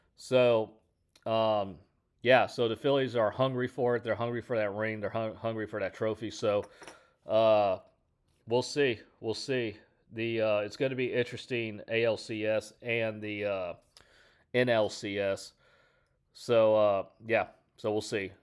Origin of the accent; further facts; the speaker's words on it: Houston, Texas, United States; I'm from Houston